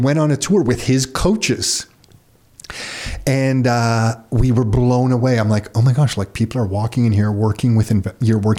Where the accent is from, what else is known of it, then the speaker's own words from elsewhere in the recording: Mississauga, Ontario, Canada; also born or lived in Oakville; I grew up in Mississauga, lived in Oakville